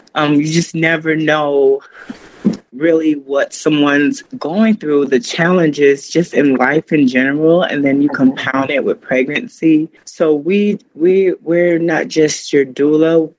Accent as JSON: {"language": "English", "town": "Chicago", "region": "Illinois", "country": "United States", "tie": "born or raised there", "also_born_or_lived": "Florida", "moved": "yes", "lives_now": "Asheville, United States", "said": "I was originally born and, and half raised, I say half raised in Chicago, Illinois."}